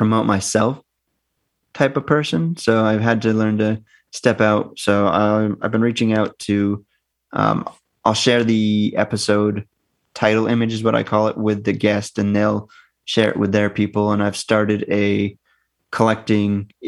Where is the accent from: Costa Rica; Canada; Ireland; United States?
United States; Northern New Hampshire; moved away as an adult; now in United Kingdom; from where I grew up in Northern New Hampshire, our T's are D's.